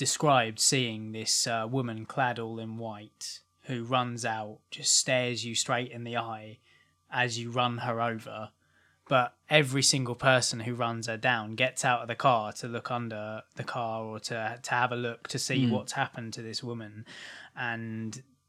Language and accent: English; Maidstone, South East England, United Kingdom; now in Rochester, United Kingdom; Basically, Ant and I are from Kent. We're from Maidstone. I now live in Rochester, the other side of Bluebell Hill.